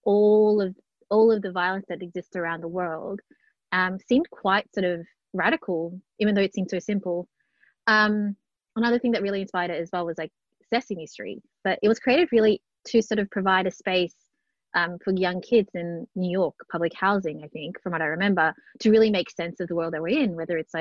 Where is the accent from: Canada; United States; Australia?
Australia; Melbourne, Victoria; born and bred in Melbourne, grew up in public housing estates in Flemington and North Melbourne